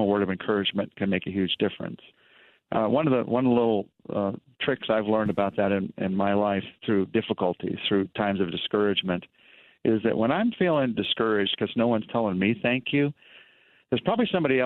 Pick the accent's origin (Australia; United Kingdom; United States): United States; I'm American